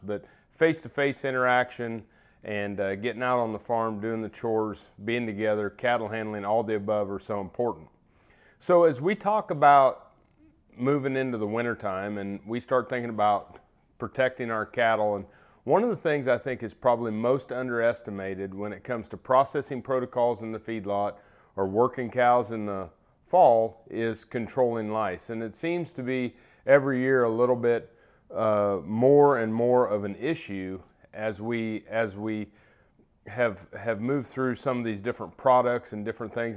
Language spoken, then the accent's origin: English; Iowa, United States; moved away as an adult; also born or lived in Kansas; Iowa was my home state. So coming back home